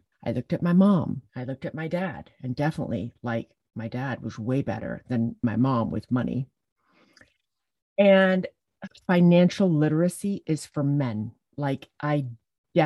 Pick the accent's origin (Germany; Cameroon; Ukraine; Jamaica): Jamaica; also born or lived in England; my parents got divorced when I was 5, and we moved to Jamaica from England, and I grew up living with my dad